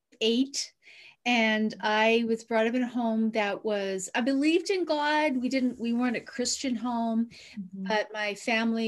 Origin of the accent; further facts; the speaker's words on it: Newfoundland and Labrador, Canada; I grew up on the East Coast in Newfoundland in Canada, in a small, small fishing village